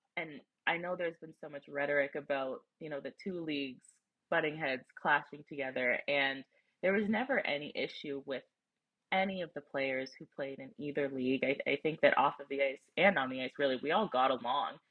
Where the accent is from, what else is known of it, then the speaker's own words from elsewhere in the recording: near Toronto, Ontario, Canada; also born or lived in Wisconsin; I grew up near Toronto, my family's close